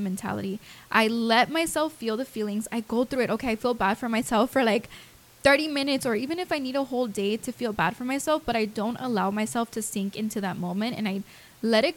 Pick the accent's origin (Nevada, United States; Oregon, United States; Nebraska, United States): Nevada, United States; Las Vegas; moved away; I'm from Vegas